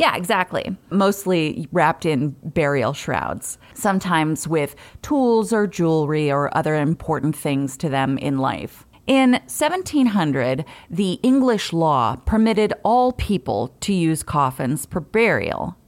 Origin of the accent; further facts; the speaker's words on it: New England, United States; I'm from New England